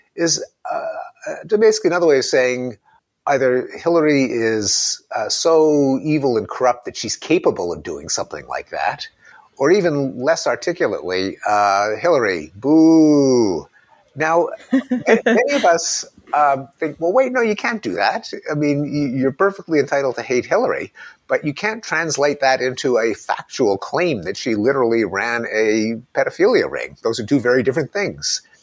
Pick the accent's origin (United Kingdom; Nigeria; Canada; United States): Canada; as a Canadian boy, as a, a Commonwealth boy